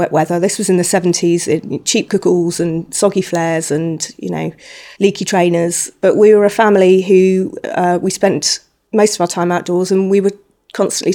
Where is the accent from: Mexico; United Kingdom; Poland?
United Kingdom; Surrey, South East England; I grew up in Surrey